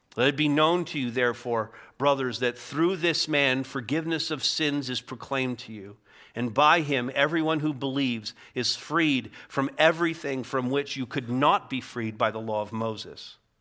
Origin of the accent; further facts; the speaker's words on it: Montreal, Quebec, Canada; I grew up in Montreal